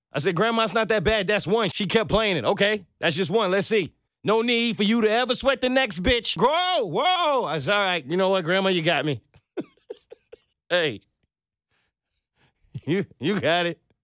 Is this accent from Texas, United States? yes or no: no; New York City, New York, United States; also born or lived in Manhattan; I was born in Brooklyn